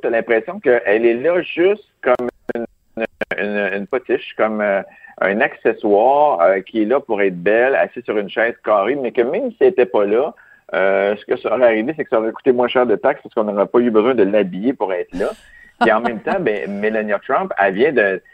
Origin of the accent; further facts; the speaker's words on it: Quebec, Canada; je suis italien, québécois